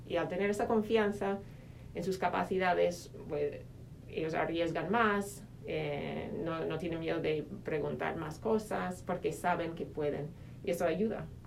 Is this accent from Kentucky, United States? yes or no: no; Minnesota, United States; Spanish is a second language; moved away as an adult; also born or lived in Spain / Madrid; soy eh, de Minnesota, de Estados Unidos